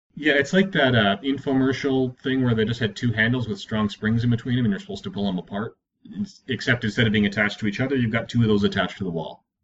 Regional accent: Edmonton, Alberta, Canada; Born and raised in Edmonton

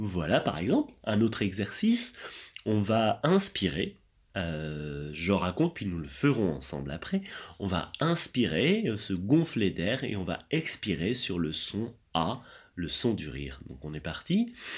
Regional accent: France; je viens de France

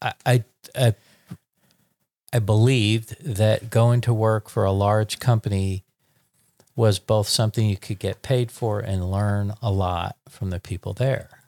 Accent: New York, United States; moved away as an adult; now in Dallas, United States; I'm a born and bred New York, twenty, when I was twenty-five, I moved to Dallas

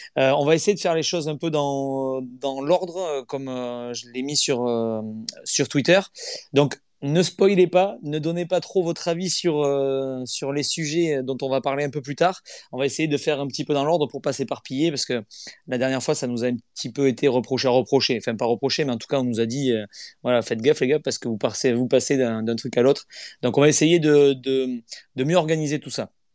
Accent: the South-West, south-west France, France; je suis pas de Nantes, hein. je, suis, du Sud-Ouest

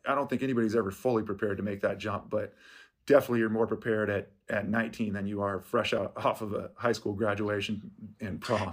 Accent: Seattle, Washington, United States; I'm from Seattle. I grew up here.

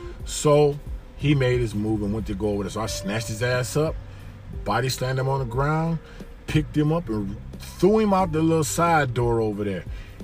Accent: Miami, Florida, United States; also born or lived in Detroit, United States; So I've seen, like, growing up in Miami in the 80s and then Detroit in the 80s, you see real stuff.

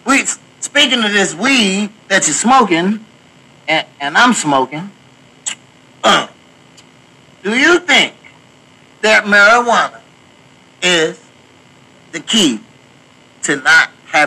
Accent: Washington, United States; now in Missouri, United States; I stay here in Missouri. I am a licensed cultivated grower. You know what I'm saying? I come from Washington.

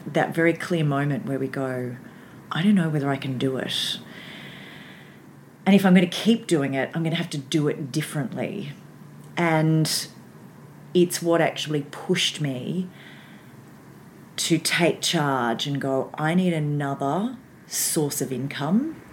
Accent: Baxter, Victoria, Australia; I grew up in Baxter, which is just outside of Frankston.

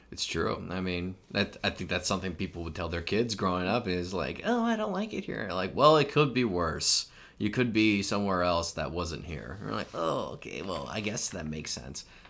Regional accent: United States

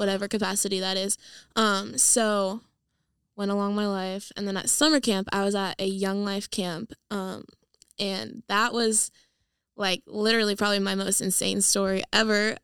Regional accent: San Diego, California, United States; moved away; I am from California. I'm from San Diego. I grew up there my whole life

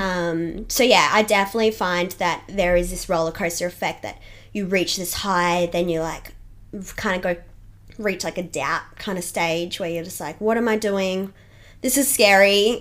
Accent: Toowoomba, Queensland, Australia; I grew up in Toowoomba, which is great

